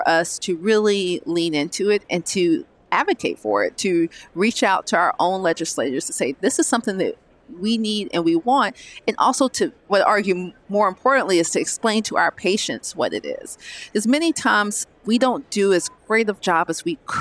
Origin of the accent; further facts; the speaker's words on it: Georgia, United States; I'm originally from Georgia